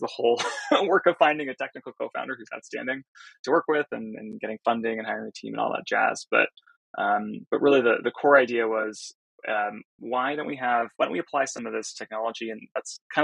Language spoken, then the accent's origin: English; Silicon Valley, California, United States; I grew up in Silicon Valley